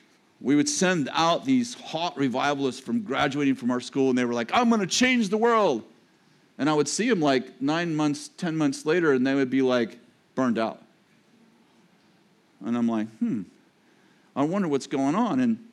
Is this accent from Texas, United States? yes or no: yes; Texas, United States; that's what I am, because I'm from Texas.